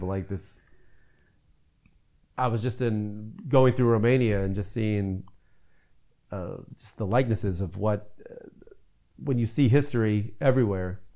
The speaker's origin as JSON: {"language": "English", "country": "United States", "said": "as an American"}